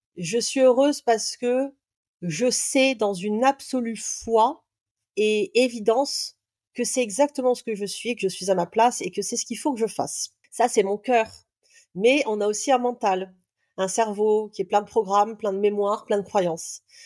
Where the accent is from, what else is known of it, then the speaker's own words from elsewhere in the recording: Réunion, France; also born or lived in south of France; Je suis native du sud de la France. Ensuite, j'ai grandi à l'île de la Réunion